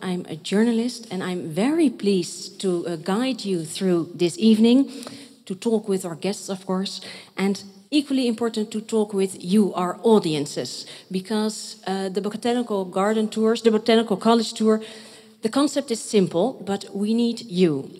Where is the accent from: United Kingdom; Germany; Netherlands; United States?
Netherlands; Rotterdam, South Holland; I am from Rotterdam